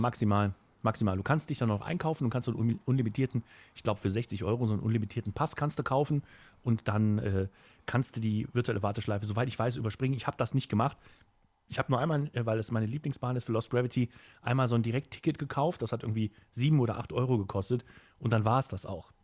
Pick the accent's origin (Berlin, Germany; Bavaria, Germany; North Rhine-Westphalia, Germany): North Rhine-Westphalia, Germany; Kempen; hier bei uns in Kempen